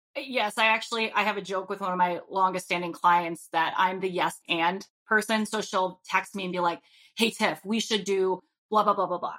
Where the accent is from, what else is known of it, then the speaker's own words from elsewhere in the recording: Rhode Island, United States; now in Minnesota, United States; I currently live in Minnesota, but I'm from Rhode Island